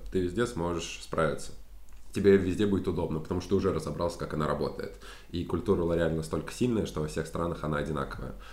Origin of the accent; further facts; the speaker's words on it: Saratov, Saratov Oblast, Russia; moved away as an adult; now in Paris, France; В Саратове, в моем родном городе